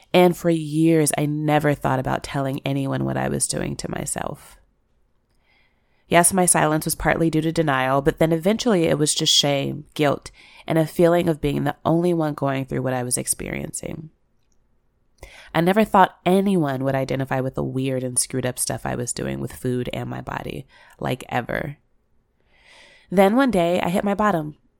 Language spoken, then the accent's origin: English; Chicago, Illinois, United States; I grew up in Chicago